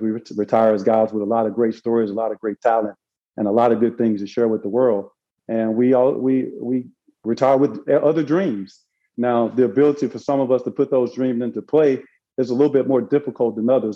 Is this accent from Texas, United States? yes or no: no; Arkansas, United States; moved away as an adult; now in Florida, United States; I ended up working in the summertime raising fish in Arkansas